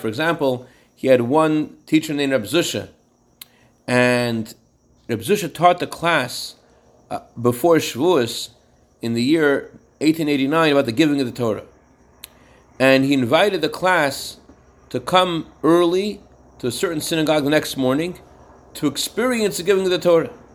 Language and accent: English; Worcester, Massachusetts, United States; my hometown in Worcester, Massachusetts